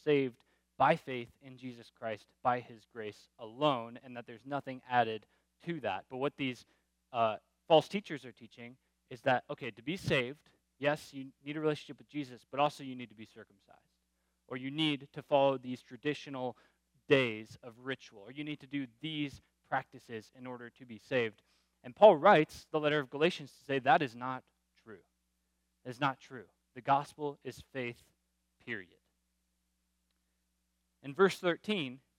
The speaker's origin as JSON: {"language": "English", "region": "Florida", "country": "United States", "tie": "born or raised there", "said": "I grew up in Florida."}